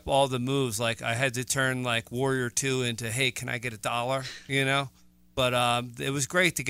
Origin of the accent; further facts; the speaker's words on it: Philadelphia, Pennsylvania, United States; I'm from South Philly. I'm an Italian American.